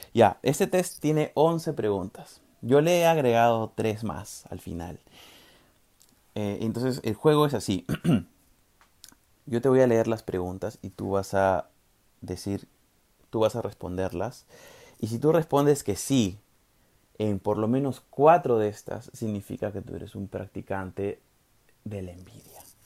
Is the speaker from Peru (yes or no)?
yes; Peru; los peruanos somos más peruanos